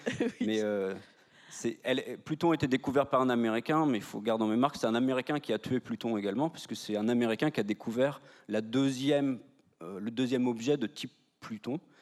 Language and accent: French; Brittany, France; now in Nantes, France; je suis de Morbihan